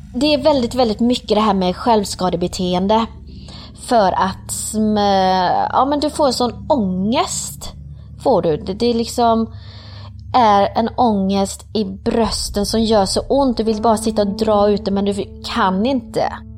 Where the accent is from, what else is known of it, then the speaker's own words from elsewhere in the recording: Sweden; also born or lived in Colombia / Partille, Sweden; Kom hit till Sverige när jag var tre år gammal